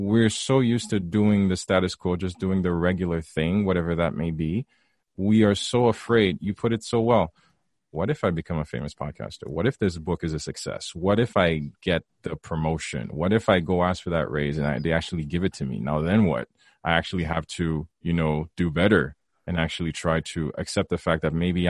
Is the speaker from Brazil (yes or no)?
no; Haiti; growing up in Haiti as well. I grew up very conservative